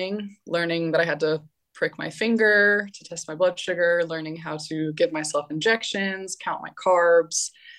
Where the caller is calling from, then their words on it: Valencia, Valencian Community, Spain; I am calling in from Valencia, Spain.